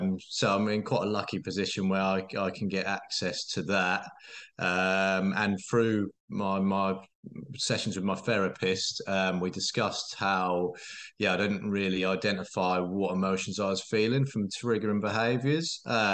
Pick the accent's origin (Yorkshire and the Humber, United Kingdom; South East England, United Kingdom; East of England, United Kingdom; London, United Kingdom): East of England, United Kingdom; Norwich; So, I'm from Norwich, 34 years of age